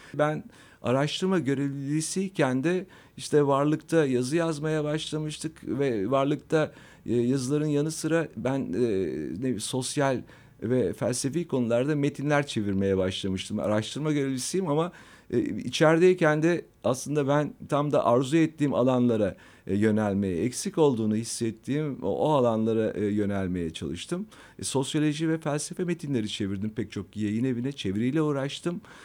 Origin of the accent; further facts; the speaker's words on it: Istanbul, Turkey; ben aslında, e, İstanbul'da doğdum, İstanbul'da, e, yetiştim. Fatih'te, e, Vatan Caddesi'nde benim çocukluğum geçti.